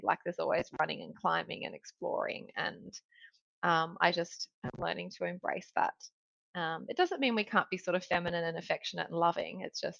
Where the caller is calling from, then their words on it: Sydney, New South Wales, Australia; So life update, I am tuning in from Sydney and it's 8 o'clock here.